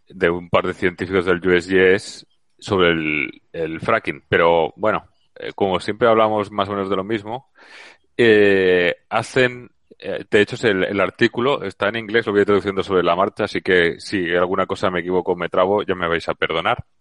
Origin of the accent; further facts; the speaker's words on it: Valencia, Valencian Community, Spain; now in Seville, Spain; ahora estoy en Sevilla, y, pero soy de Valencia